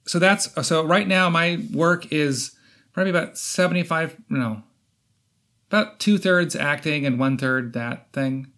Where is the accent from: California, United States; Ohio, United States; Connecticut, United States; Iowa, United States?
Iowa, United States; moved away as an adult; also born or lived in Chicago; now in Los Angeles, United States; I'm from Iowa, small town Iowa